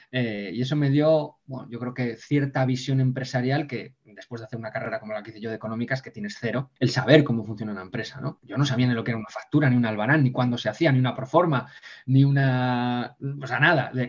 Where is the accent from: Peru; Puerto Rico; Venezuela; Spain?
Spain; Ponferrada, Castile and León